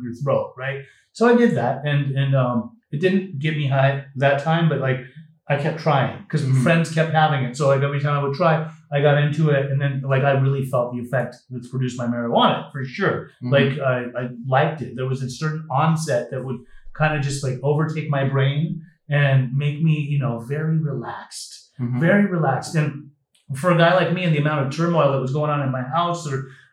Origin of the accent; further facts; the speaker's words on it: Utah, United States; when I was 12 years old, I was growing up in Utah, very boring state for a young 12-year-old